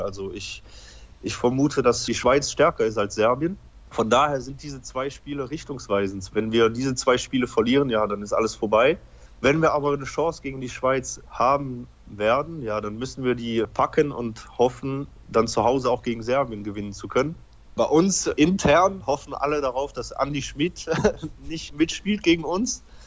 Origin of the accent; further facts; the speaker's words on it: Belgium; also born or lived in Poland; Ich bin in Polen geboren. Ich war ungefähr dreieinhalb Jahre alt, als ich nach Belgien gekommen bin.